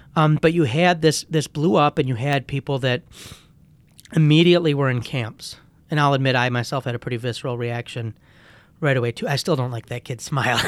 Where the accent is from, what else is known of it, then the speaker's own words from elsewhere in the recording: United States; as an American Christian